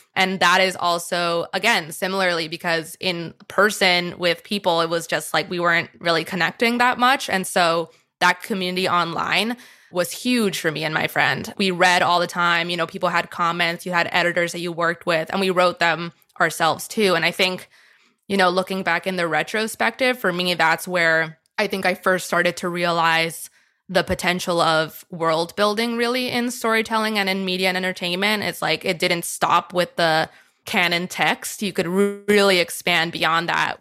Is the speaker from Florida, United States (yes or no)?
yes; Miami, Florida, United States; moved away; I grew up in Miami, Florida